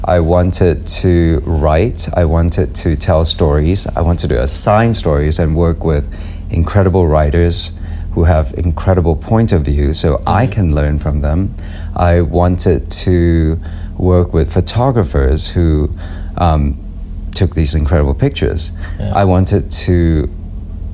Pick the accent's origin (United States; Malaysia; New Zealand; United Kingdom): Malaysia; moved away; Growing up in Malaysia